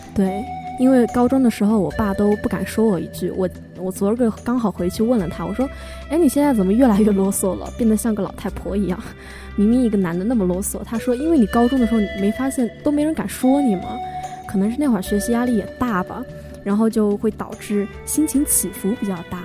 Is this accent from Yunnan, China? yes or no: yes; Yunnan, China; 我是本省的嘛，虽然我还是回家